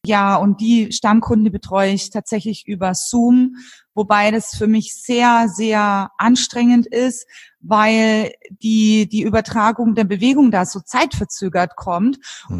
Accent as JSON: {"language": "German", "area": "Franconia", "region": "Bavaria", "country": "Germany", "tie": "born or raised there", "also_born_or_lived": "Munich", "moved": "as an adult", "said": "jetzt bin ich tatsächlich seit zehn Jahren wieder hier in Franken mhm. zurück in meiner Heimat, da wo ich herkomme"}